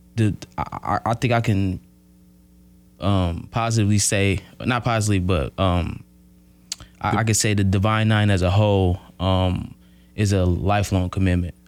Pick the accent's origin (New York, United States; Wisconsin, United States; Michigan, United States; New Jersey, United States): Wisconsin, United States; Milwaukee; moved away as an adult; now in Oshkosh, United States; I'm from Milwaukee. Um, grew up on the north side of Milwaukee